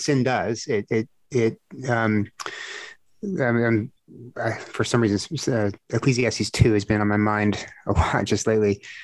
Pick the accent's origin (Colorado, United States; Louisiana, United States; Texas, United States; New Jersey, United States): Texas, United States; South; growing up in Texas, South Texas